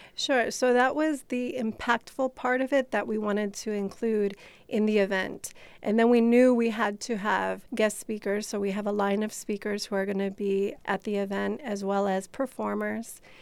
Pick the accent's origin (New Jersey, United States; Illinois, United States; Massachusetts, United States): Illinois, United States; Chicago; I grew up in Chicago